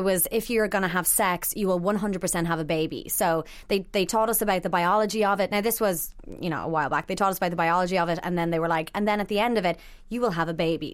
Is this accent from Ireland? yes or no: yes; Ireland; growing up in Ireland